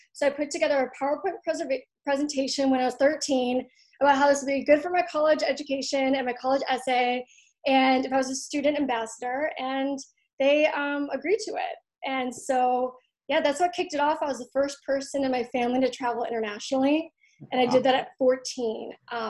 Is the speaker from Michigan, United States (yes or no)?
yes; Troy, Michigan, United States; Yeah, it's this place called Troy. We used to be the 12th safest city in America.